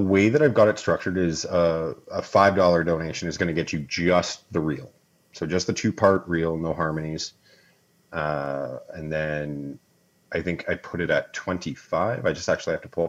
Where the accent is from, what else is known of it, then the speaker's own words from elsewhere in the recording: Canada; I'm Canadian.